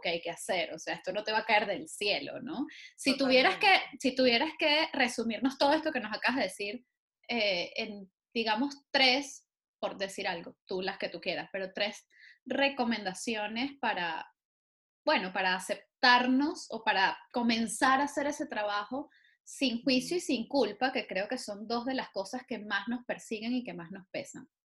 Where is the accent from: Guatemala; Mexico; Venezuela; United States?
Venezuela; moved away; somos muchos los venezolanos que estamos por ahí haciendo cosas